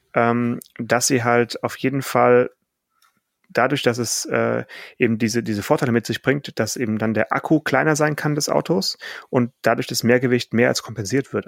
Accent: Swabia, Baden-Württemberg, Germany; ich bin ja geborener Schwabe

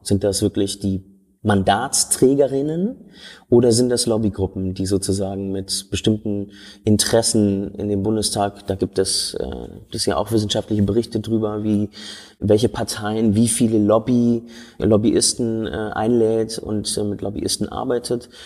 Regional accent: Berlin, Germany; ich bin in Schöneberg groß geworden.

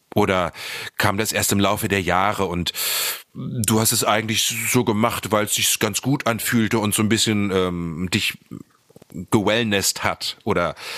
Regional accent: Lower Saxony, Germany; moved away as an adult; also born or lived in Celle / Hanover / Berlin; Ich komme ja dort aus Niedersachsen vom Land

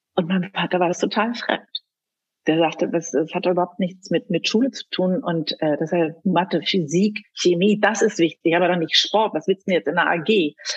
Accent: Germany; also born or lived in Ethiopia / Berlin; Ich bin in Äthiopien geboren, lebe seit meinem zweiten Lebensjahr mit meinen Eltern in Deutschland

